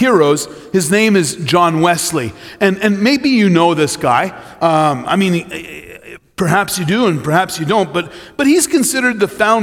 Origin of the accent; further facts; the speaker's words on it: Trois-Rivières, Quebec, Canada; also born or lived in London, Ontario; I'm a boy from Trois-Rivières, Quebec